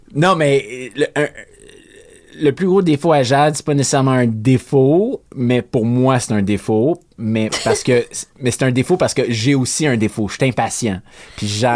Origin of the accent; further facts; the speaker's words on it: Dollard-des-Ormeaux, Quebec, Canada; also born or lived in Saint-Lazare; J'ai de Montréal. J'ai grandi dans West Island